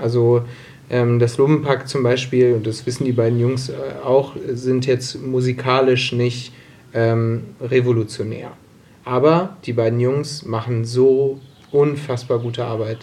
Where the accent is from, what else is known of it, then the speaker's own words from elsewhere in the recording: Solingen, North Rhine-Westphalia, Germany; also born or lived in Herne; now in Bochum, Germany; Gebürtiger Solinger